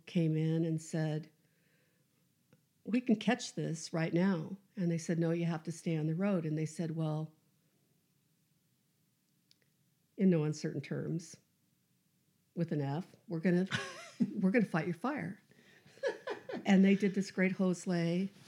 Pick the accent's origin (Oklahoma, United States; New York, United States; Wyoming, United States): Wyoming, United States; Cody; moved away as an adult; also born or lived in Encampment, Wyoming / Elko, Nevada / Lander, Wyoming; I grew up outside of Cody, Wyoming